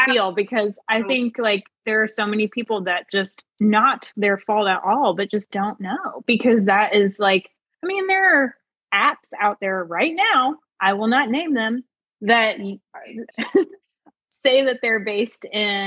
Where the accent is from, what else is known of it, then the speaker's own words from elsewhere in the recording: United States; I grew up in the United States, like in the 90s and the 2000s